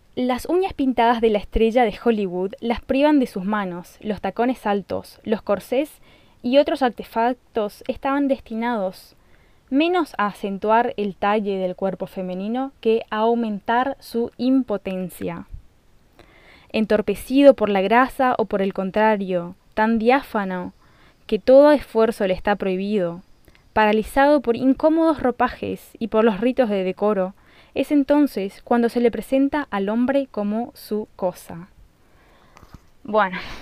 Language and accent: Spanish; Colonia Aurora, Misiones, Argentina; yo nací en Colonia Aurora, un lugar muy chiquito, en Misiones, Argentina, en el campo